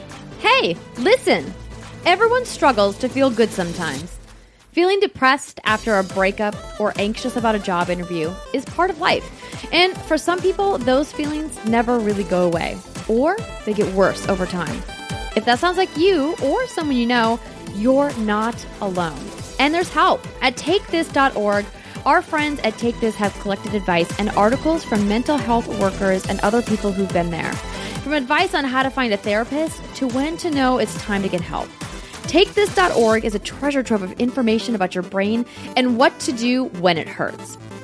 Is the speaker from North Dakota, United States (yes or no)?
yes; North Dakota, United States; moved away; Like, where I grew up in North Dakota, there's no ramen.